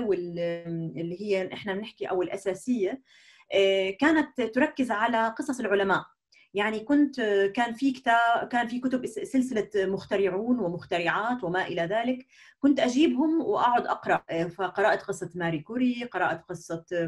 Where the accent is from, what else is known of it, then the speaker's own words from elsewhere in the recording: Jordan; moved away as an adult; now in Germany; نشات في الاردن